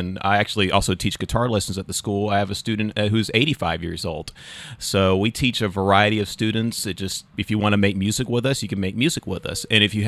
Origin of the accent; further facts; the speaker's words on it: Southern Alabama, United States; accent: Southern; moved away as an adult; also born or lived in Florida; now in New Hampshire, United States; I'm originally from Southern Alabama